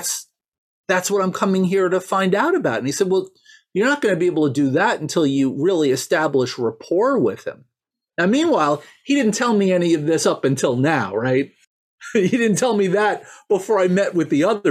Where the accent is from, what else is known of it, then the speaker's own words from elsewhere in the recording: New York, United States; I grew up here in New York